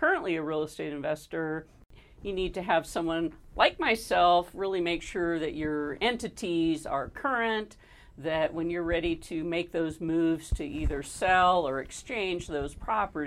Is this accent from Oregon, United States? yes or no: no; California, United States; now in Nevada, United States; I was born in California